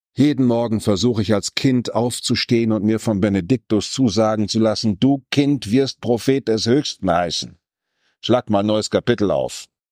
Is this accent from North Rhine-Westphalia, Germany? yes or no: yes; North Rhine-Westphalia, Germany; Ich komme aus dem Westfälischen